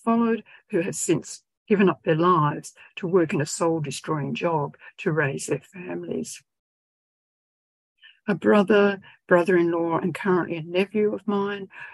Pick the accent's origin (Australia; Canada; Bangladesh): Australia; George Town, Tasmania; moved away as an adult; also born or lived in southeast Queensland / Western Australia; My hometown of Georgetown has survived over the decades since I lived there